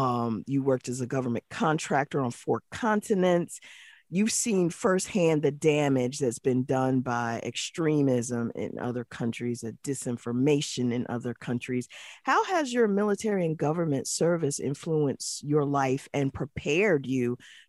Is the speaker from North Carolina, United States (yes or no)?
yes; North Carolina, United States; I was raised in North Carolina